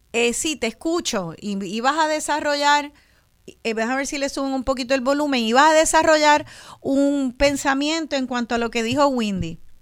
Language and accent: Spanish; Puerto Rico; estamos más de esta nación boricua, más afuera que acá